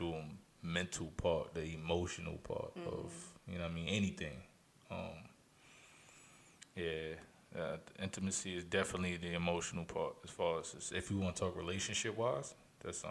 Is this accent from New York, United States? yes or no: yes; Albany, New York, United States; also born or lived in Texas; I'm from Albany.